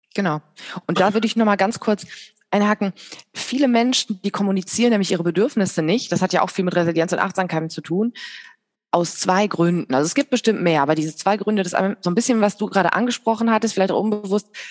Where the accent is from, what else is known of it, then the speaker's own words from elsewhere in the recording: Bergisches Land, North Rhine-Westphalia, Germany; now in Hilden, Germany; Ich komme aus dem Bergischen Land und äh, wohne aber jetzt in Hilden in der Nähe von Düsseldorf